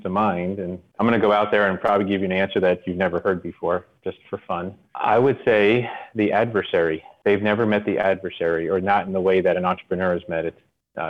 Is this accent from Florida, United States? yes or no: yes; Margate, Florida, United States; also born or lived in Miami, Florida; I was born in the city of Miami, grew up in Broward County, which is near Fort Lauderdale.